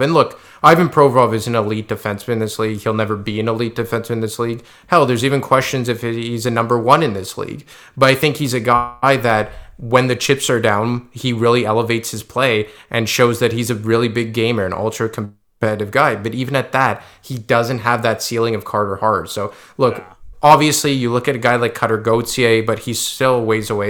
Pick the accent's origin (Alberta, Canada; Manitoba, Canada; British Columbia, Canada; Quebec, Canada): Quebec, Canada; we're both from Quebec